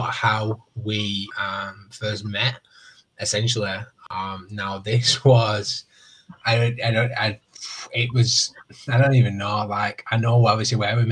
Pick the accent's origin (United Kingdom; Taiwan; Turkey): United Kingdom; North West England; I'm from the United Kingdom. I'm in England. I'm in the northwest.